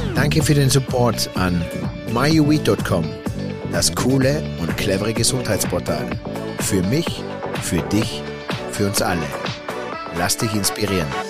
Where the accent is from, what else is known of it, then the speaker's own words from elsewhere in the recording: Zillertal, Tyrol, Austria; bei mir im Zillertal